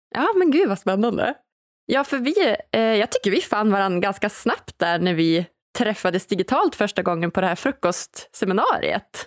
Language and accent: Swedish; Umeå, Västerbotten County, Sweden; Jag är ju från eh, Umeå